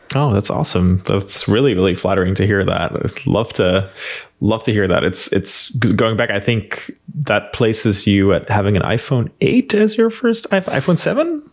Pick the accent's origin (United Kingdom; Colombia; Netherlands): Netherlands; accent: Dutch; English is a second language; moved away as an adult; now in United States; I grew up in a small rural town in the Netherlands